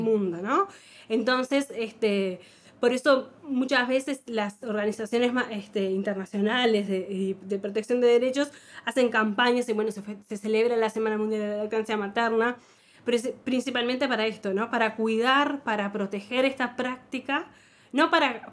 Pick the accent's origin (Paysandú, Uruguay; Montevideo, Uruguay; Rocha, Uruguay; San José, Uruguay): Montevideo, Uruguay; si nacimos en Montevideo en los, 70, en los 80